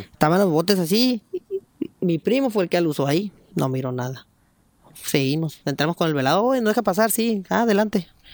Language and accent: Spanish; Mexico; como todo mexicano